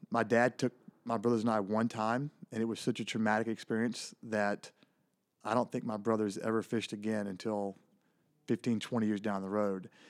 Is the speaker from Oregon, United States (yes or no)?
no; Elysian Fields, Texas, United States; Really small town in, in Northeast Texas. The town is called Elysian Fields